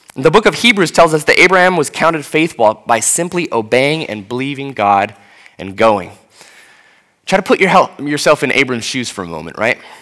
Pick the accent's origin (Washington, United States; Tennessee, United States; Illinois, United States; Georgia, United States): Washington, United States; Seattle; moved away as an adult; now in Atlanta, United States; as a white person from Seattle